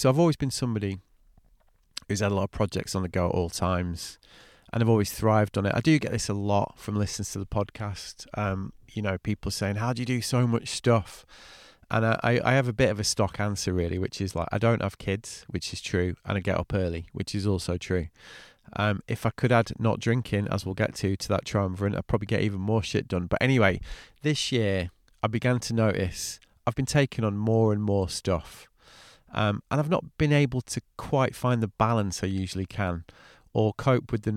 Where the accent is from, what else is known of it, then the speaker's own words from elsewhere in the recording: England, United Kingdom; also born or lived in France; I'm English.